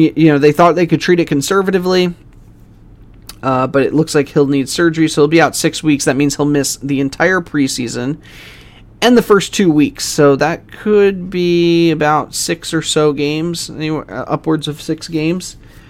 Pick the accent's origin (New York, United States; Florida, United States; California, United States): New York, United States; now in Philadelphia, United States; I'm from New York. I live here in Philly.